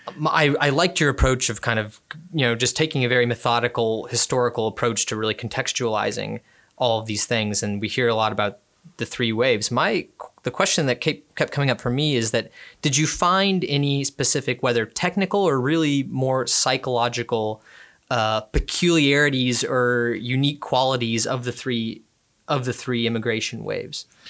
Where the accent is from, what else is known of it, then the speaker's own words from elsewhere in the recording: Houston, Texas, United States; I'm from Houston